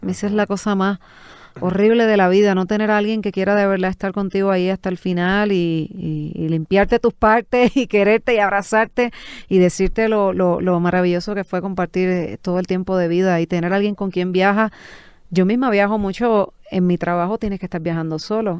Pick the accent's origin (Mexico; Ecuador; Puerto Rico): Puerto Rico; Toa Baja; born or raised there